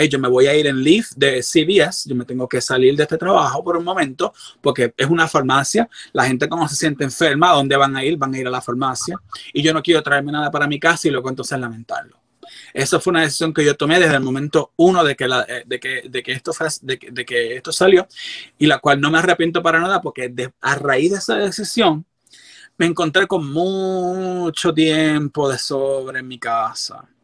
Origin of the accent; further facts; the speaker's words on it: Puerto Rico; moved away; Yo recibí terapia porque también yo llegué de Puerto Rico, yo llegué bien roto